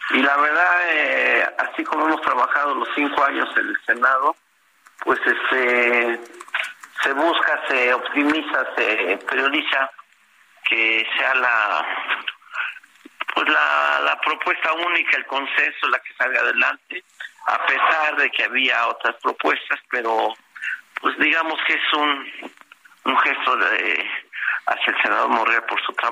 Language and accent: Spanish; State of Mexico, Mexico; es mi estado, es aquí nací, aquí vivo